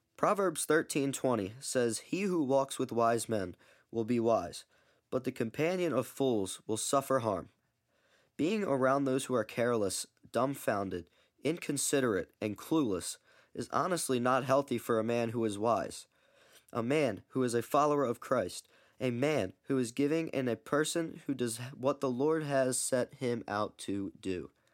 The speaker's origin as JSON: {"language": "English", "town": "Baltimore", "region": "Maryland", "country": "United States", "said": "I'm nineteen years old, and I'm from Baltimore, Maryland."}